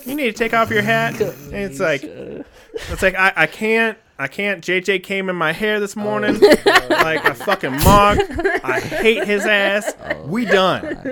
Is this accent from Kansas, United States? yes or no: no; Placerville, California, United States; now in Colorado, United States